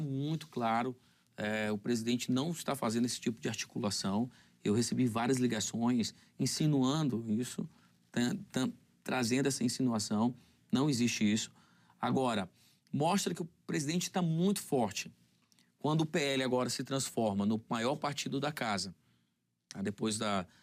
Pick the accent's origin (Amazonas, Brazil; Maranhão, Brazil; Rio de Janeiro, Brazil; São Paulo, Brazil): Amazonas, Brazil; eu sou de lá, eu sou do Amazonas